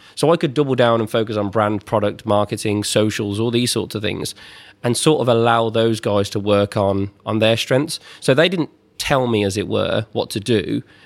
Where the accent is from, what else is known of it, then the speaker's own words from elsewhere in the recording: twenty minutes from the Birmingham NEC, West Midlands, United Kingdom; about twenty minutes from where I grew up in the Birmingham N E C